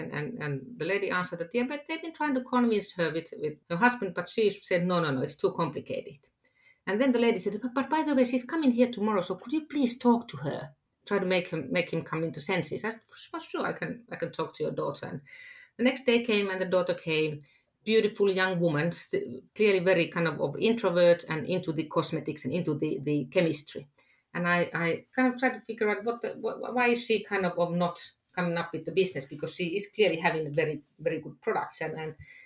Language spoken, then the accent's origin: English; Finland; I am from Finland